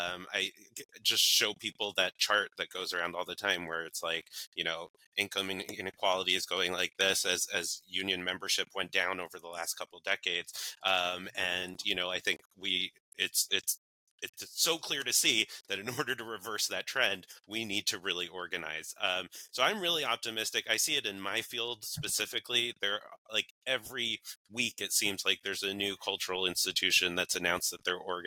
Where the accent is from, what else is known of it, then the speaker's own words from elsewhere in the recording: New York, United States; I was born and raised in New York, so that was very hard for me.